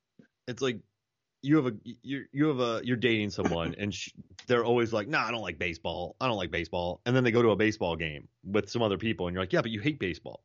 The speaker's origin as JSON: {"language": "English", "region": "Florida", "country": "United States", "tie": "born or raised there", "said": "I grew up in Florida."}